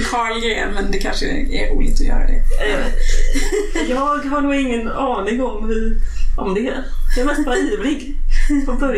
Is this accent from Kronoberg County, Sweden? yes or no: yes; Växjö, Kronoberg County, Sweden; now in Stockholm, Sweden; Eh, ja, jag kommer från eh, Växjö men eh, jag har bott i Stockholm en längre tid.